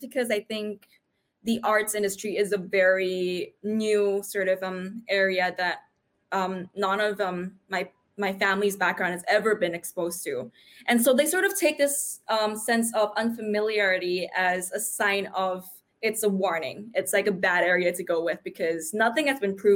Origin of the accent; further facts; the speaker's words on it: Indonesia; also born or lived in New York City, United States; now in Sydney, Australia; I grew up in Indonesia, which is a little southeastern sort of archipelago of islands.